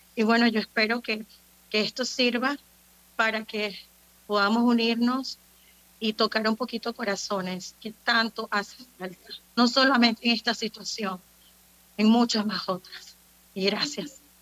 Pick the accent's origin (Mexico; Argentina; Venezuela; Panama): Panama; como panameños que somos